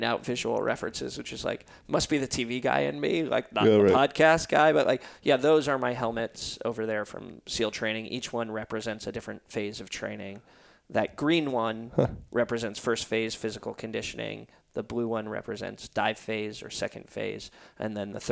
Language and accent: English; Santa Cruz, California, United States; I grew up in Santa Cruz